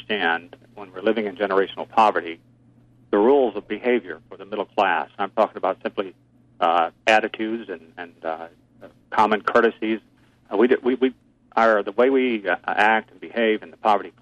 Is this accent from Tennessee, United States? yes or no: yes; Stewart County, Tennessee, United States; also born or lived in Granite City, Illinois; I grew up in the South